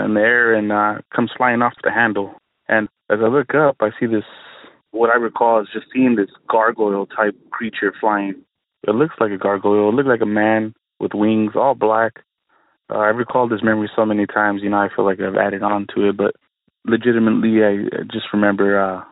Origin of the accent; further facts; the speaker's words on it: San Diego, California, United States; I'm from San Diego, California.